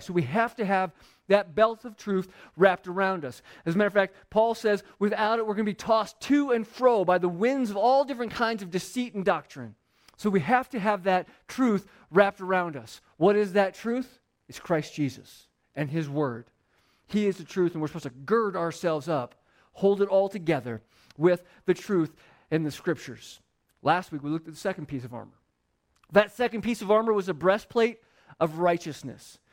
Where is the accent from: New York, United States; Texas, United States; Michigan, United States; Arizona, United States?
Arizona, United States; Phoenix; I grew up in Phoenix where the ground was, like, a thousand degrees all the time